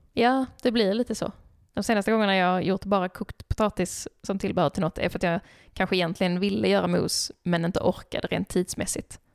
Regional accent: Skåne, Sweden; jag är skåning

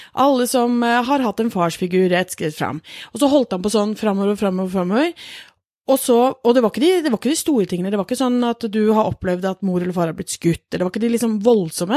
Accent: Norway; vi er født i Norge

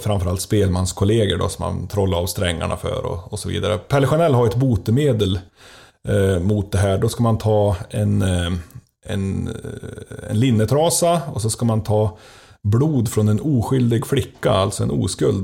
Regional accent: Gränsfors, Gävleborg County, Sweden; från min hemby Gränsfors

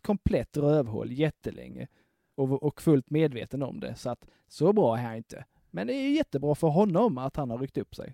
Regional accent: Broby, Skåne, Sweden; moved away; byn hemma i Broby

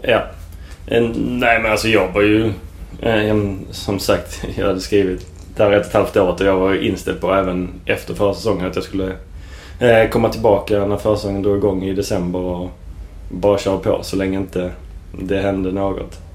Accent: Sweden; som svensk

